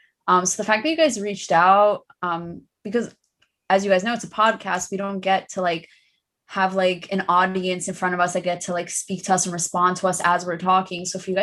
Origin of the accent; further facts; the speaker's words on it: Iran; I think a lot of Persian girls do get that people think that we're Indian a lot of the time.